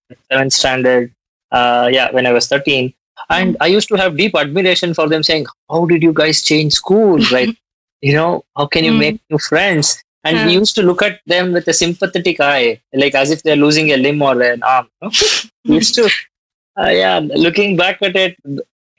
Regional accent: Bangalore, Karnataka, India; I was born and raised in Bangalore

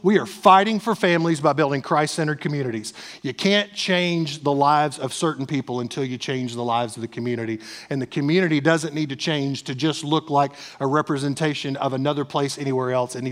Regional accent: East Tennessee, United States; I'm from East Tennessee

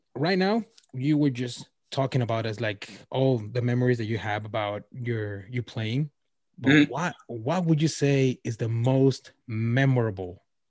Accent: Wisconsin, United States; Oh, I'm from Wisconsin.

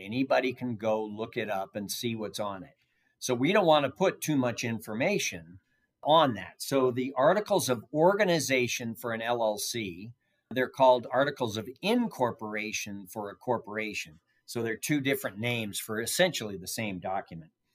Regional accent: San Francisco Bay Area, California, United States; moved away as an adult; now in Nevada, United States; I grew up in the San Francisco Bay Area

